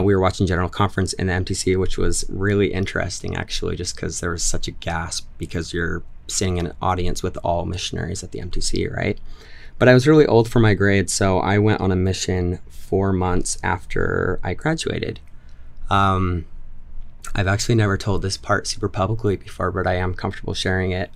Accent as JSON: {"language": "English", "town": "Orem", "region": "Utah", "country": "United States", "tie": "born or raised there", "also_born_or_lived": "Highland, Utah", "said": "I am originally from Utah County. I grew up in Orem for ten years, and then when I was fifteen, my family moved to Highland."}